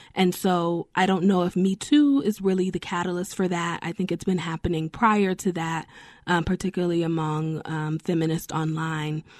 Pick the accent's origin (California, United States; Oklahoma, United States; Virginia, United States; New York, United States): New York, United States; also born or lived in Denver / North Carolina; I'm from New York